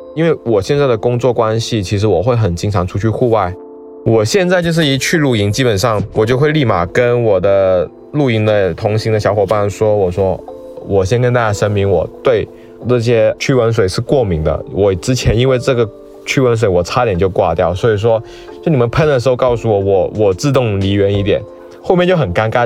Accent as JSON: {"language": "Chinese", "region": "Guangdong", "country": "China", "moved": "yes", "lives_now": "Shanghai, China", "said": "我是一名广东人，那现在居住在上海"}